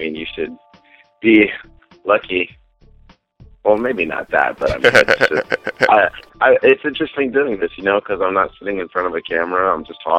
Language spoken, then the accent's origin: English; Texas, United States